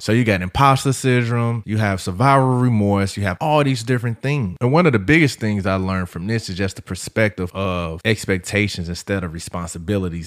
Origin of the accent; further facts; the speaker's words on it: St. Louis, Missouri, United States; I'm from St. Louis. We known for barbecue, good soul food, all that jazz.